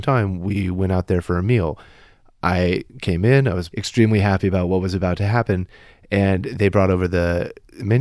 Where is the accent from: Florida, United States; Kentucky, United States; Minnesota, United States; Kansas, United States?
Kansas, United States; moved away as an adult; I grew up in Kansas